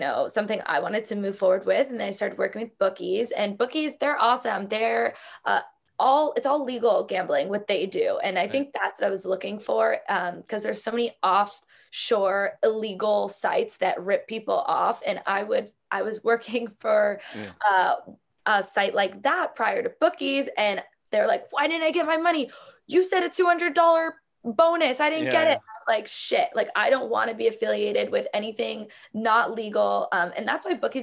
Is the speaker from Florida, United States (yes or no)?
yes; South Florida, United States; I grew up in South Florida